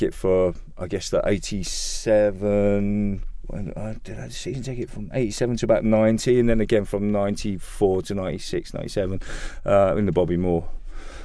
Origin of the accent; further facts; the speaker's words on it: London, United Kingdom; I was born in the London Hospital. So literally within the sound of Bow Bells. And family brought me up in Forest Gate.